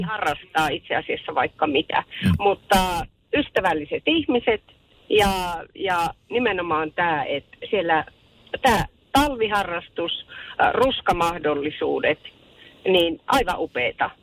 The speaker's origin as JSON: {"language": "Finnish", "town": "Rovaniemi", "region": "Lapland", "country": "Finland", "said": "olen kotoisin Rovaniemeltä, soittelen tien päältä"}